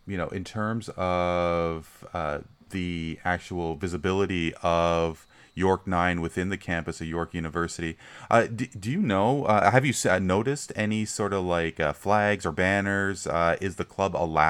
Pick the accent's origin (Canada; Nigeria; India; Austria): Canada; Brampton, Ontario; growing up in Brampton, as I did